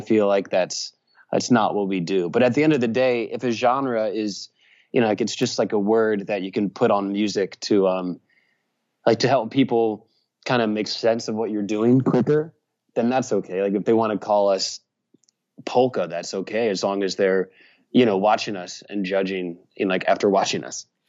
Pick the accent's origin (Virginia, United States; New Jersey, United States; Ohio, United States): Virginia, United States; Richmond; now in Nashville, United States; I grew up in Virginia and perhaps I have an accent